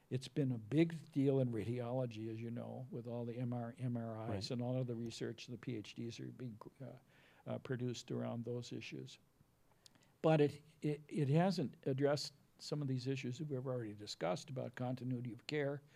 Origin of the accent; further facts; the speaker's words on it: New Ulm, Minnesota, United States; growing up in New Ulm, Minnesota